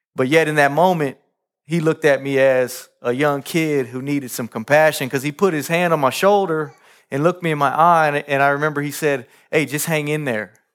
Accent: Kansas City, Kansas, United States; I grew up in Kansas City, Kansas, uh, Wyandotte County, uh, on tenth Street

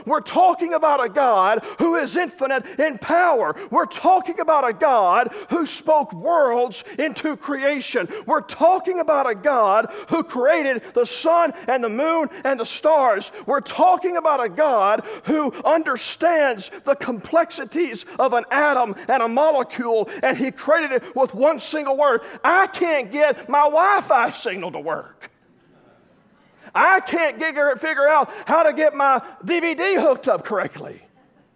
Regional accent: Arkansas, United States; I'm from Arkansas

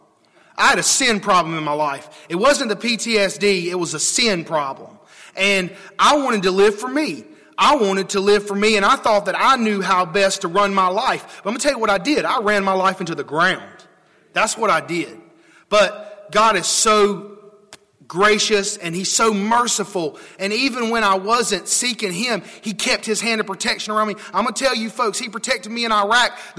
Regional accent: Trinity, North Carolina, United States; I'm from Trinity. I don't know if y'all know where that is. That's a small little town near Greensboro.

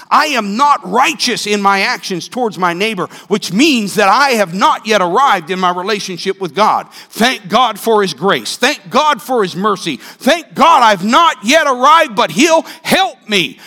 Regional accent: Northeast, United States; moved away; I'm from the Northeast

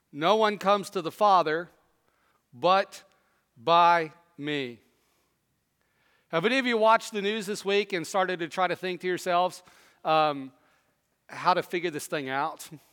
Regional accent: Southwest, United States; moved away; also born or lived in East Tennessee; I grew up in the Southwest.

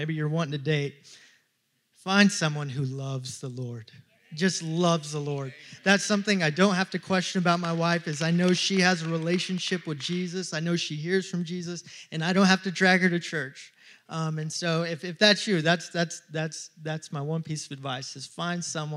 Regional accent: Texas, United States; moved away as an adult; now in Virginia, United States; I'm from Texas, born and raised

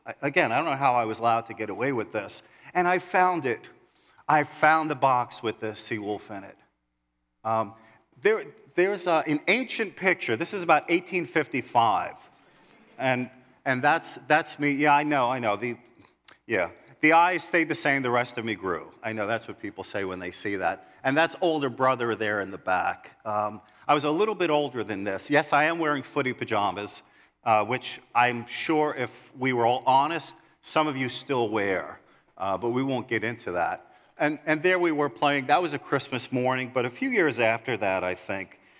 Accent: New York City, New York, United States; growing up in New York City, uh, living on one hundred thirtieth Street in Kew Gardens, Queens.

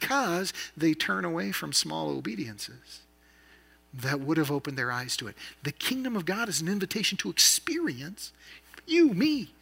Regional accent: the Northwest, Pacific Northwest, United States; also born or lived in Idaho; I grew up in the Northwest, so I learned to ski when I was young

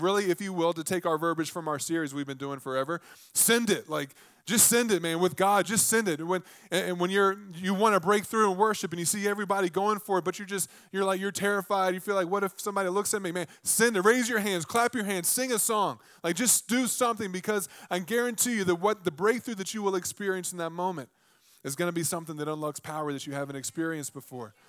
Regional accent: Virginia, United States; I'm from Virginia

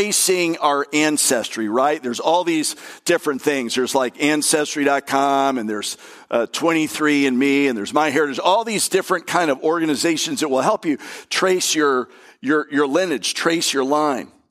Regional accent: Bradenton, West Palm Beach, Florida, United States; we moved from Bradenton to West Palm Beach

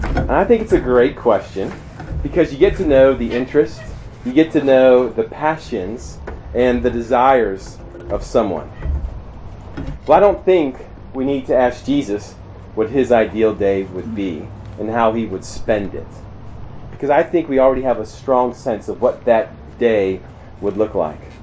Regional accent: Maryland, United States; moved away as an adult; also born or lived in Shippensburg, Pennsylvania / St. Louis, Missouri / Columbia, Missouri; I grew up in Maryland, and uh, not in a Christian home

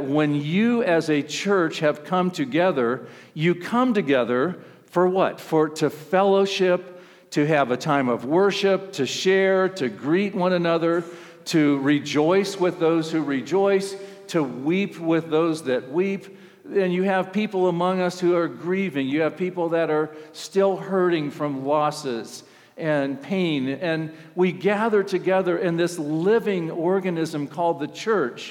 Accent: Ohio, United States; I'm from Ohio

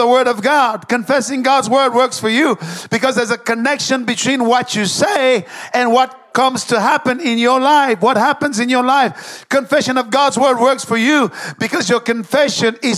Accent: Dallas, Texas, United States; I come from Dallas, and we have the Cowboys

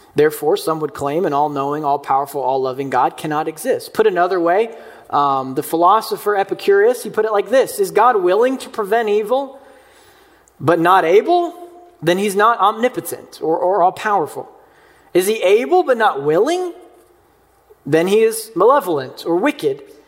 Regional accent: Mayfield, Kentucky, United States; my hometown of Mayfield, Kentucky

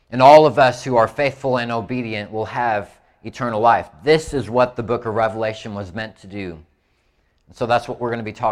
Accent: Indiana, United States; Like I, I'm from Indiana, so I had to think about it some.

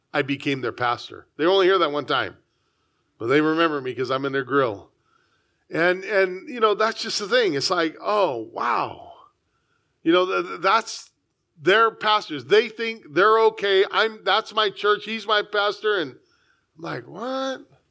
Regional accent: San Diego, California, United States; I was born here, I love it. Born in the, the finest city in the United States

